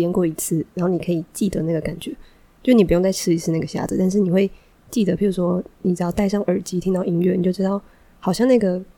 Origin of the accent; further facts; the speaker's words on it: Taiwan; 哦，我是台湾人